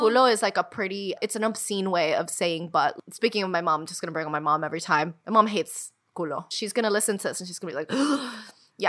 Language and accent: English; United States; we were raised in the United States